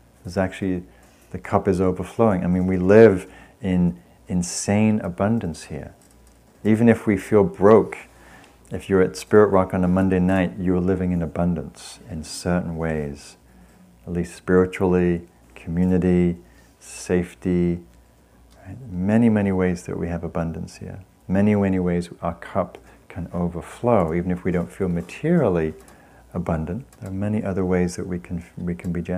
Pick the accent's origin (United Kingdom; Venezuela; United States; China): United Kingdom; England; moved away; I come from England